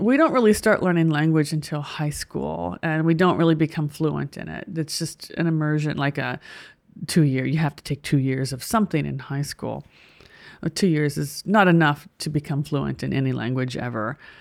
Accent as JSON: {"language": "English", "country": "United States", "said": "as an American"}